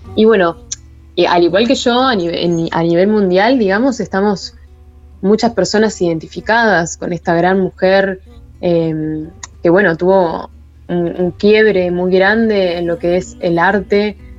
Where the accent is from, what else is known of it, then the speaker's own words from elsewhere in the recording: Maldonado, Uruguay; soy Fernandina de Maldonado